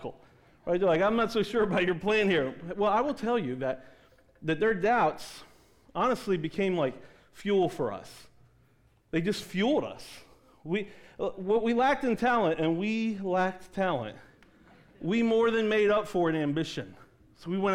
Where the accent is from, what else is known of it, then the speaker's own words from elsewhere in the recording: East Coast, United States; I grew up on the East Coast